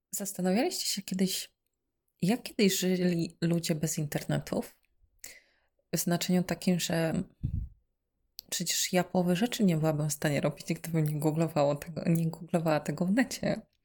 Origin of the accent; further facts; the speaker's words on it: eastern Poland, Poland; moved away as an adult; also born or lived in Kraków; ja sobie pochodzę z mojej miejscowości, ze wschodu Polski